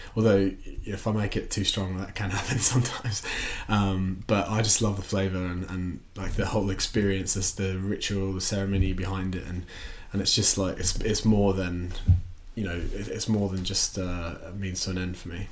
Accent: Australia; moved away as an adult; also born or lived in Watford, United Kingdom; now in London, United Kingdom; I grew up in, in Australia and I moved here when I was eighteen.

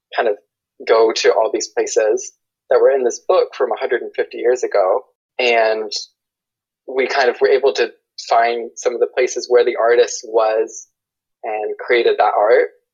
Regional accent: Asheville, North Carolina, United States; moved away as an adult; also born or lived in Seoul, South Korea; now in Washington, D.C., United States; I'm from Asheville, North Carolina, in the US.

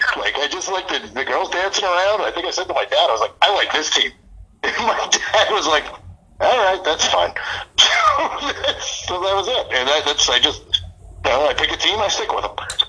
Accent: New Jersey, United States; moved away as an adult; now in Los Angeles, United States; I grew up in Jersey, so I mean, I've only lived out here for about 3 years.

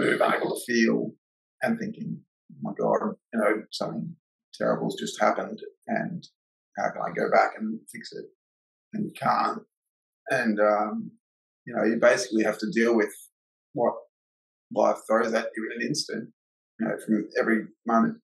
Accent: Gold Coast, Queensland, Australia; I moved to the Gold Coast when I was a little kid, so I've only really known, you know, the majority of my life growing up on the Goldie

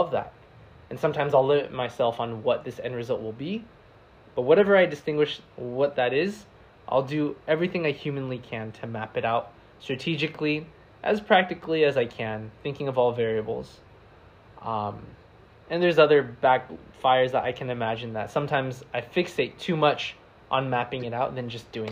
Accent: United States; accent: American; now in San Diego, United States; my American accent

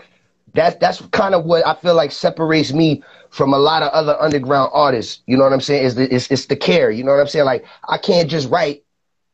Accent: New York City, New York, United States; also born or lived in Rockland County, New York; I was born in the Bronx

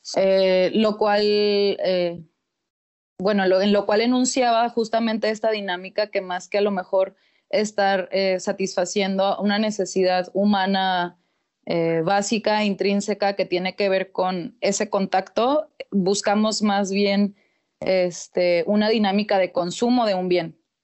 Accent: Torreón, Coahuila, Mexico; soy nacida aquí en Torreón, Coahuila

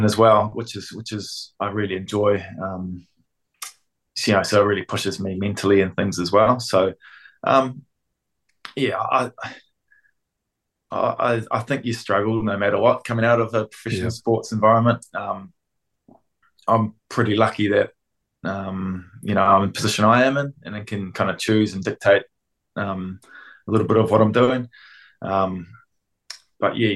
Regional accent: Auckland, New Zealand; I grew up in South Auckland and counties, went to Rosehill College

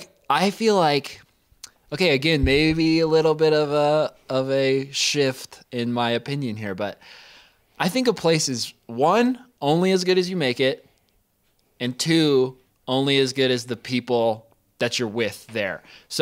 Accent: Bailey, Colorado, United States; also born or lived in Gunnison / Denver; as far as like where I grew up in Bailey and then Gunnison and then Denver and everything, I have good and bad memories in all of those places.

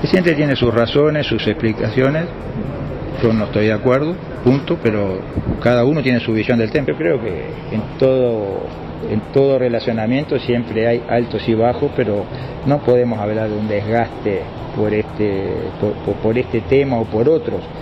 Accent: Uruguay

